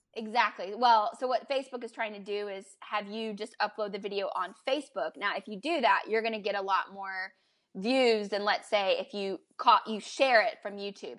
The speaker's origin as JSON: {"language": "English", "country": "United States", "also_born_or_lived": "Prague", "moved": "as an adult", "said": "as an American"}